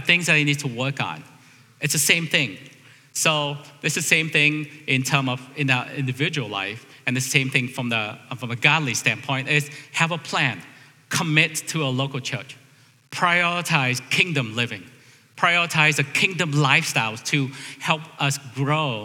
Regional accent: United States; As American

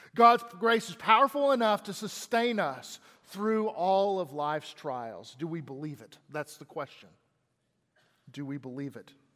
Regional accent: Texas, United States; I'm from Texas

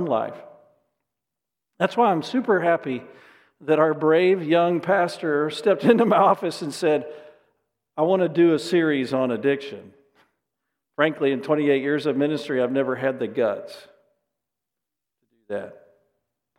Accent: Dallas, Texas, United States; I grew up in the Dallas area.

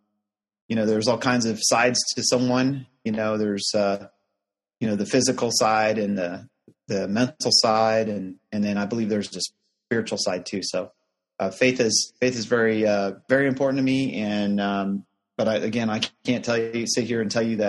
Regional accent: Chicago, Illinois, United States; moved away as an adult; also born or lived in Houston, Texas; originally grew up in the Chicagoland area

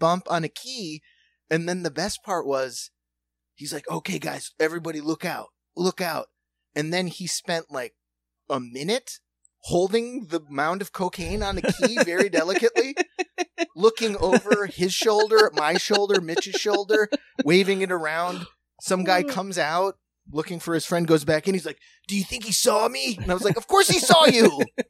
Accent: Cincinnati, Ohio, United States; I'm from Cincinnati. I don't know if you know Cincinnati, but I'm from South Cincinnati. So that's Kentucky.

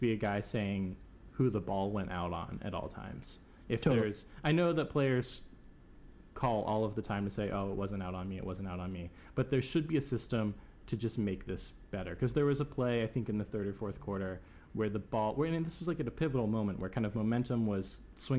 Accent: Ohio, United States; I'm from Ohio, but I'm not from Cleveland

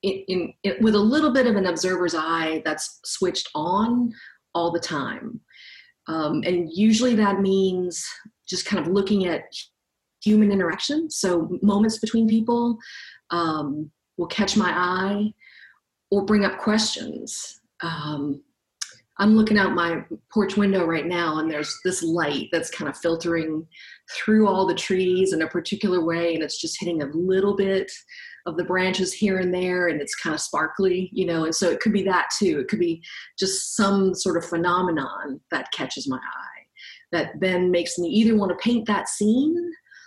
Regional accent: New Orleans, Louisiana, United States; also born or lived in Los Angeles, California; now in California, United States; I am originally from New Orleans, but I have lived in California for a while

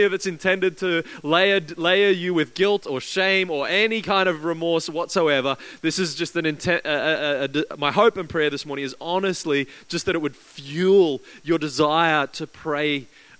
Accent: Queensland, Australia; now in Christchurch, New Zealand; I grew up in Queensland, where over in Australia

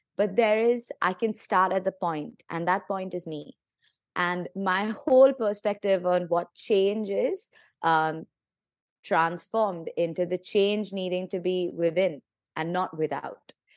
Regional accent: India; I'm, I'm from India

